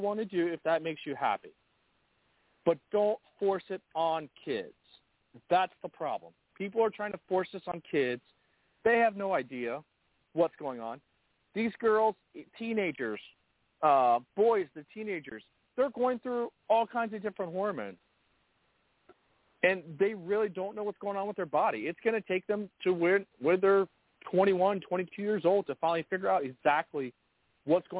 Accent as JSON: {"language": "English", "country": "United States", "tie": "born or raised there", "said": "I was born and raised in America. That means I am native to this country"}